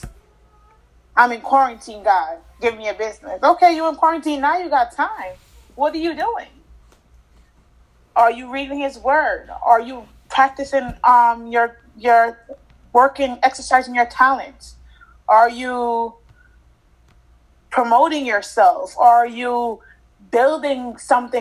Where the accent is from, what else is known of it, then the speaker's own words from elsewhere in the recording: Jamaica; now in United States; I grew up in Jamaica with my grandma, grandparents